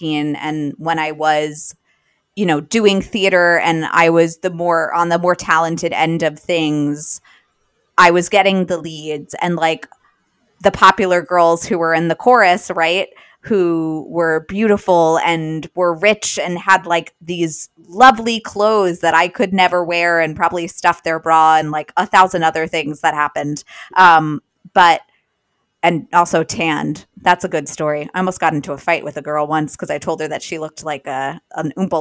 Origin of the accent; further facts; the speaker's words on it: Long Island, New York, United States; I grew up on Long Island